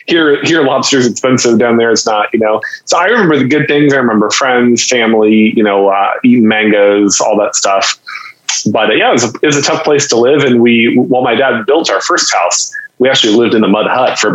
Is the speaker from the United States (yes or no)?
no; Haiti; So essentially you can say I grew up in Haiti.